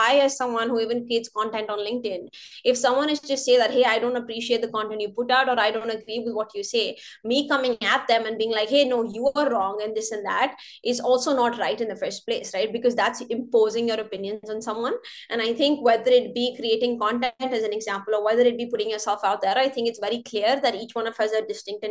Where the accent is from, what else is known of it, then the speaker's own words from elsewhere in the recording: North India, India; now in Canada; I'm North Indian